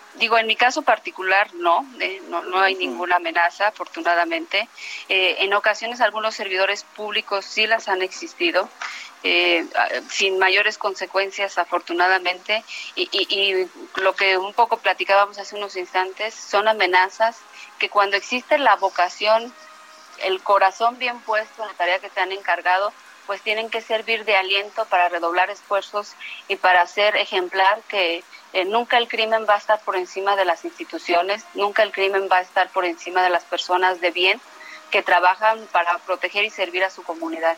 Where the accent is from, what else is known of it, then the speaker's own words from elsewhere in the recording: Mexico; somos muchas mexicanas y muchos mexicanos